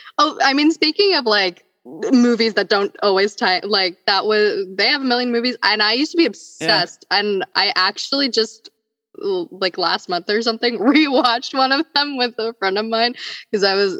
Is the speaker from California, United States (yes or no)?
no; Michigan, United States; also born or lived in India; I grew up in Michigan and then I went to live in India with my grandparents for like a year. And I like went to first grade there.